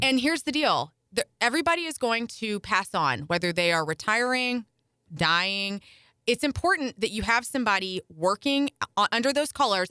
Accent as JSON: {"language": "English", "town": "Carbondale", "region": "Illinois", "country": "United States", "tie": "born or raised there", "also_born_or_lived": "St. Louis, Missouri", "moved": "yes", "said": "I grew up down near Carbondale"}